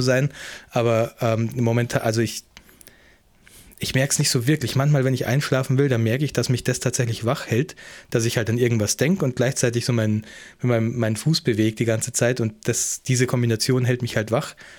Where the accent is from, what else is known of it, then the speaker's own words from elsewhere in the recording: Germany; now in New Zealand; ich bin ja auch Deutscher in Neuseeland.